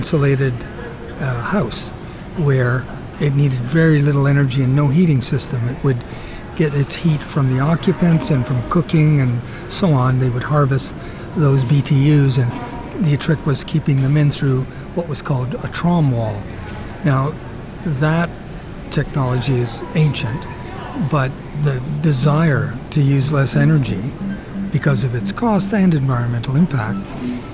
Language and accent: English; southern Ontario, Canada; moved away as an adult; also born or lived in Italy / Toronto, Canada; now in Victoria, Canada; the town I grew up in southern Ontario